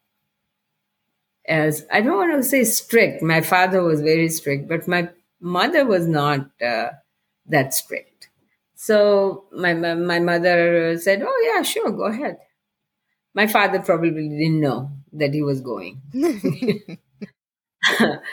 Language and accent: English; India; moved away as an adult; when I was growing up in India